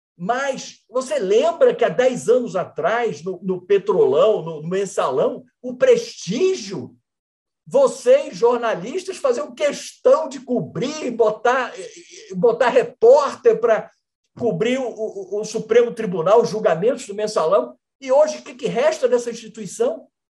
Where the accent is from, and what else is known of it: Brazil